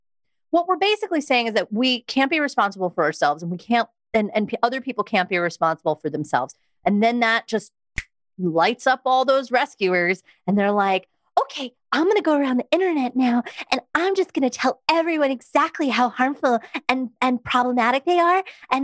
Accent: Long Island, New York, United States; I was from Long Island and I used to really talk like this.

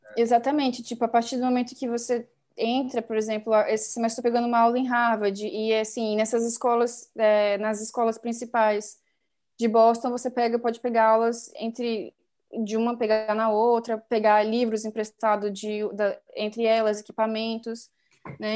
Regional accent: Brasília, Federal District, Brazil; eu nasci e cresci em Brasília

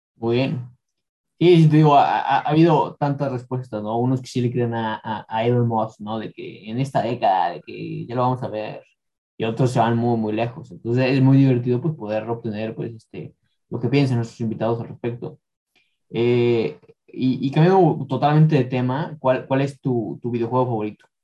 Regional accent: León, Guanajuato, Mexico; yo soy de León

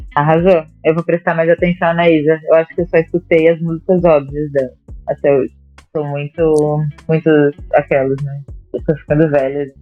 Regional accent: Florianópolis, Santa Catarina, Brazil; moved away; also born or lived in São Paulo / Northeast Brazil; Eu sou de Florianópolis

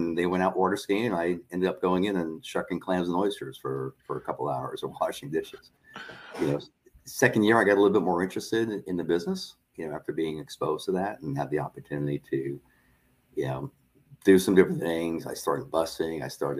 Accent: Long Island, New York, United States; moved away as an adult; I grew up in Long Island, New York

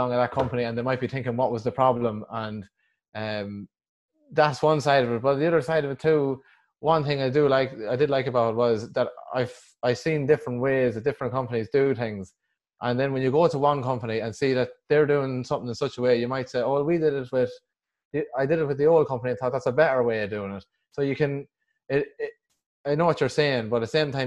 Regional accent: Westmeath, Leinster, Ireland; I come from Westmead in the Midlands

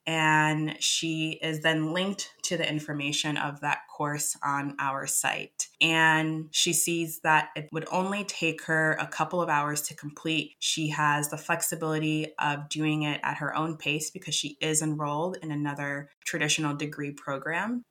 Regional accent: Boston, Massachusetts, United States; moved away as an adult; also born or lived in Kinshasa, Democratic Republic of the Congo / New Hampshire / London; now in Oslo, Norway; I was born in Kinshasa and I moved at a young age to Boston, and that's where I grew up

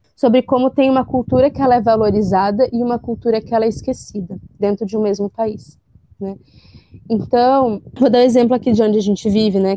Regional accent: South Region, Brazil; a gente aqui do sul é uma terra linda, uma terra com um sotaque bonito

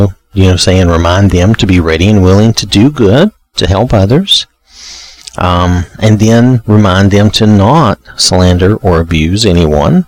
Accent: the South, United States; I'm from the South in the U.S.

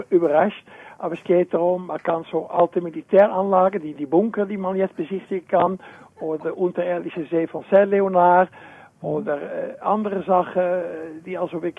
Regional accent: Netherlands; German is a second language; now in Switzerland; ich bin Niederländer. Jawohl. Und bin schon lange in der Schweiz, also kannst ruhig Dialekt reden, aber ich rede lieber Schriftdeutsch.

